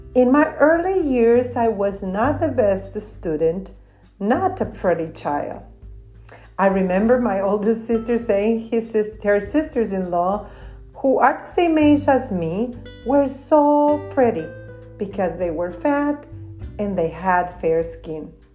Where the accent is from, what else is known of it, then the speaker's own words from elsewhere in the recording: Torreón, Coahuila, Mexico; moved away; I am an immigrant from Mexico. I was born in Torreon, a city in the northern part of Mexico